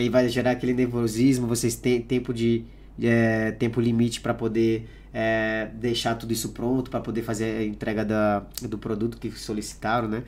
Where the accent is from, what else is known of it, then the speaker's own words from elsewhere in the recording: Pará, Brazil; moved away; eu nasci no Pará